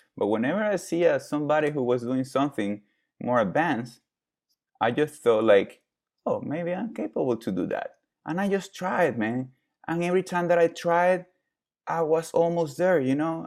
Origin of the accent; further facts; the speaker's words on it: Venezuela; now in United States; I was born in Venezuela. I'm Venezuelan, Italian, Lithuanian.